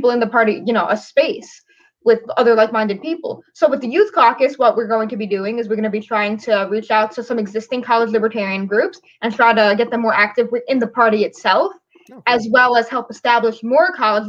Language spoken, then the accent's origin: English; New York City, New York, United States; moved away as an adult; now in upstate New York, United States; I'm from New York City.